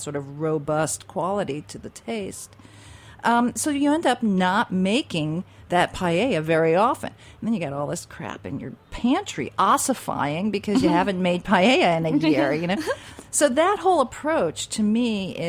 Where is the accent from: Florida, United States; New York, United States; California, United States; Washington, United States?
New York, United States; New York City; as a New Yorker